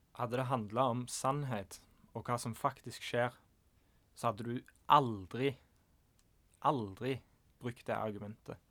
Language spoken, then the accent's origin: Norwegian; Norway; som nordmann